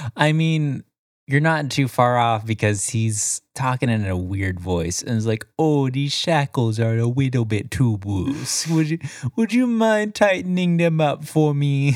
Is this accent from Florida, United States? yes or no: yes; Florida, United States; I'm from Florida